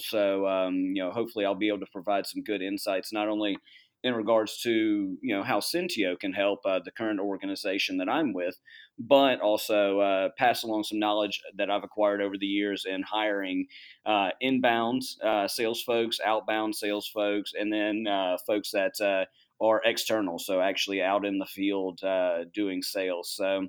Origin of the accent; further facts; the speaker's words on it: Charleston, South Carolina, United States; also born or lived in Boston; I'm originally from Charleston, South Carolina. Moved all around the Southeast and then eventually ended up living in the Boston area for about 6 years